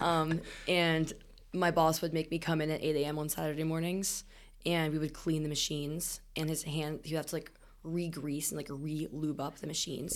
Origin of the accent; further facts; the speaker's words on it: Smithsburg, Maryland, United States; I am from Smithsburg, Maryland